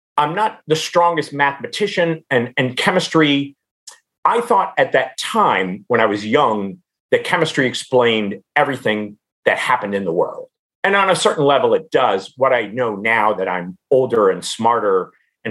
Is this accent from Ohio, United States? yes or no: yes; Cincinnati, Ohio, United States; I grew up in Cincinnati